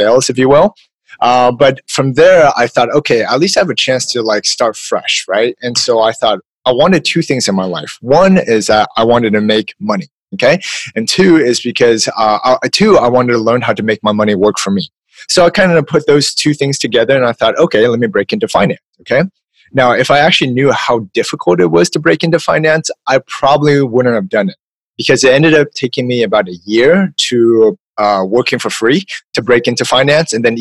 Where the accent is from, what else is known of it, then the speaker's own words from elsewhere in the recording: California, United States; I'm from California